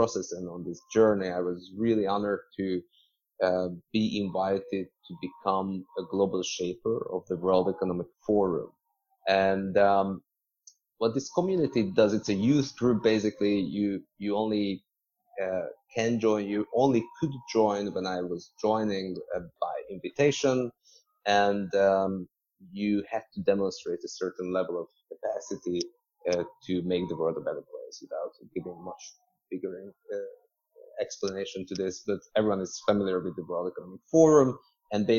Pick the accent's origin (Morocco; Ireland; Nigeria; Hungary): Hungary; Budapest; now in Hong Kong; I'm originally from Hungary, and between Budapest, where I was born, and Hong Kong, I lived in another 8 cities